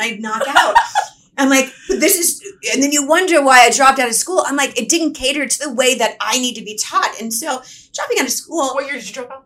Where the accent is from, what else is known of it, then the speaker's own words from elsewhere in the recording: Atlanta, Georgia, United States; now in Los Angeles, United States; originally I'm from Atlanta, Georgia.